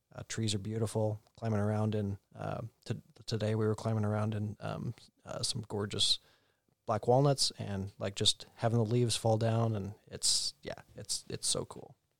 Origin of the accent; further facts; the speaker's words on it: Oregon, United States; born and raised in Oregon